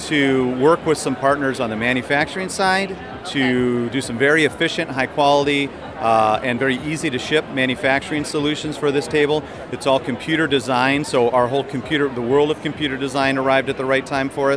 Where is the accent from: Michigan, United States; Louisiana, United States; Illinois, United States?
Illinois, United States; Chicago; I'm from Chicago area